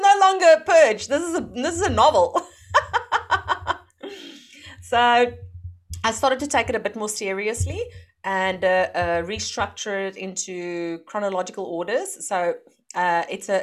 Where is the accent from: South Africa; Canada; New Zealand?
South Africa; moved away as an adult; now in Netherlands; I'm from South Africa, and last year, no, 2019, we moved to the Netherlands